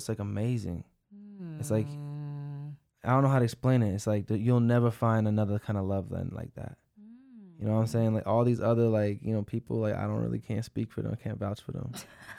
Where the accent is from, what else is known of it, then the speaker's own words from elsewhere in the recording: Dar es Salaam, Tanzania; I was born in Dar es Salaam, in Aga Khan Hospital, if you know.